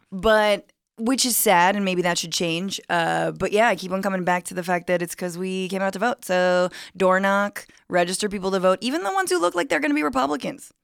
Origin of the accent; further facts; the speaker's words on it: California, United States; as a Californian